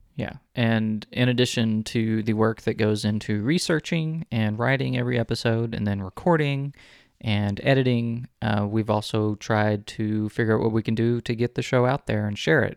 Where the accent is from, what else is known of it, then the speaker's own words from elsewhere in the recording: Texas City, Texas, United States; I was born and raised in the city that bears the name of the state